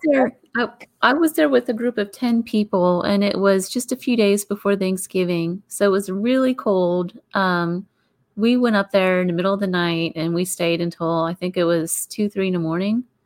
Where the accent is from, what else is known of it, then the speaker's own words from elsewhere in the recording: Pittsburgh, Pennsylvania, United States; I grew up there in Pittsburgh.